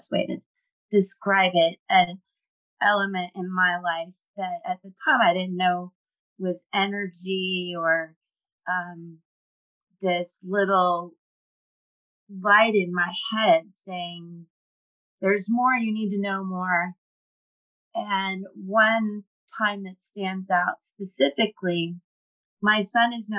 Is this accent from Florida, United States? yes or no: yes; Cocoa Beach, Florida, United States; now in Tampa area, United States; I grew up in Cocoa Beach. I'm a Florida girl.